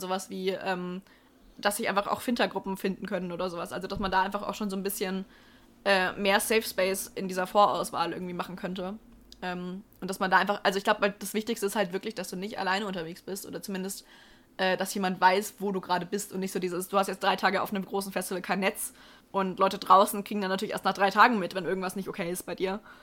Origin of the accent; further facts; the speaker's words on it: Ansbach, Bavaria, Germany; in meiner Heimatstadt gab es bis ähm, vor Corona auch einen, also Ansbach Open hieß